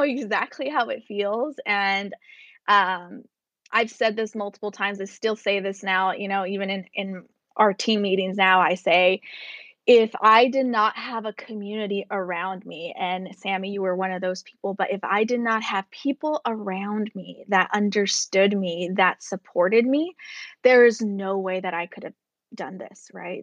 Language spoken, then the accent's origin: English; United States; as an American